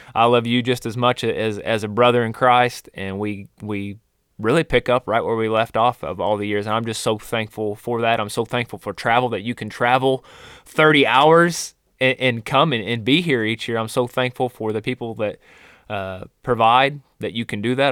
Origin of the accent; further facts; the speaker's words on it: Spokane, Missouri, United States; same town that Ben and I grew up in, Spokane, Missouri